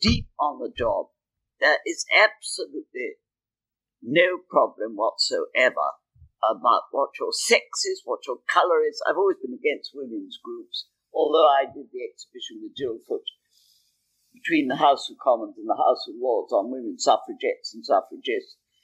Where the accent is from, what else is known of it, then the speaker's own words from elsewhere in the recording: United Kingdom; I'm British